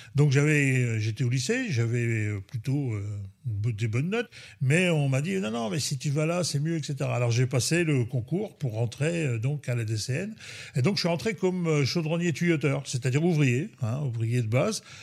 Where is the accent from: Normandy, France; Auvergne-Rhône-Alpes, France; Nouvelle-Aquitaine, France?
Normandy, France; Cherbourg; je suis né à Cherbourg le 17 octobre 1959 et je vis ici à Cherbourg depuis, ben, depuis toujours